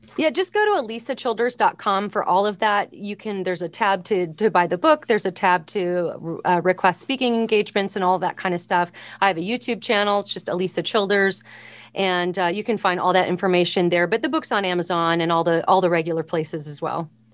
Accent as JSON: {"language": "English", "town": "Los Angeles", "region": "California", "country": "United States", "tie": "born or raised there", "said": "I grew up in Los Angeles"}